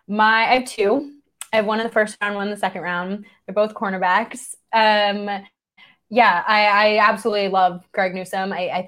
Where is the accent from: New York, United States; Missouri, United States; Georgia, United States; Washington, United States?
New York, United States; So I grew up and live in New York. I have never lived in Wisconsin. I've only actually ever been to Wisconsin once.